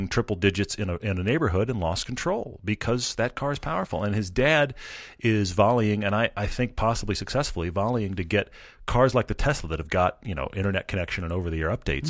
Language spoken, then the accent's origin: English; Texas, United States; I'm from Texas, and most of the colleges in Texas, including Baylor, where I went, are in the Big 12